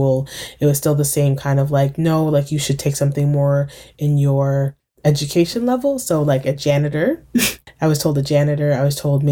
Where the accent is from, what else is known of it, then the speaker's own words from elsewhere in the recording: Durham Region, Ontario, Canada; I grew up in Durham